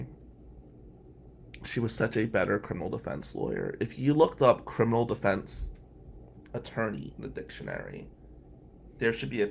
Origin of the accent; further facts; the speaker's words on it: New Jersey, United States; now in Ann Arbor, United States; I said, "New Jersey."